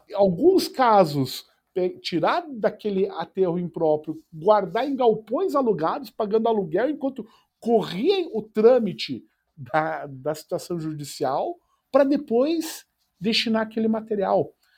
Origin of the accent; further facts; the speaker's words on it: Curitiba, Paraná, Brazil; moved away as an adult; also born or lived in Tomar, Portugal; now in São Paulo, Brazil; como eu cresci em Curitiba